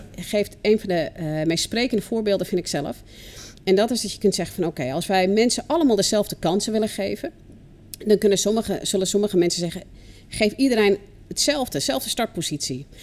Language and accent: Dutch; United States; now in Netherlands; ik kom zelf uit de VS